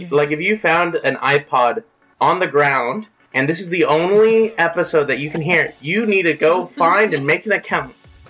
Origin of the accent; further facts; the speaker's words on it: Denver, Colorado, United States; my friend and I who's from Canberra and I'm from Denver.